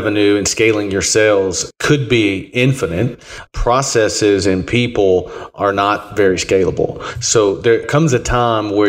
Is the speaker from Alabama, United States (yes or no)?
yes; Alabama, United States; moved away as an adult; also born or lived in Tennessee; I grew up in Alabama.